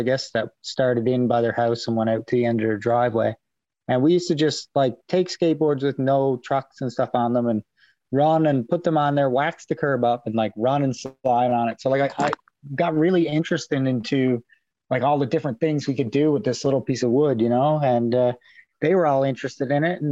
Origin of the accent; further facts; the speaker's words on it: Pasadena, Newfoundland and Labrador, Canada; I'm from Pasadena, Newfoundland. I grew up in Pasadena, Newfoundland most of my life.